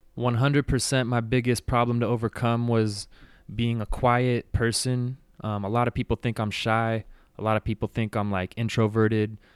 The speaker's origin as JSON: {"language": "English", "area": "Bay Area", "region": "California", "country": "United States", "tie": "born or raised there", "moved": "as an adult", "lives_now": "San Diego, United States", "said": "I was born and raised in the Bay Area, so grew up there, went to high school"}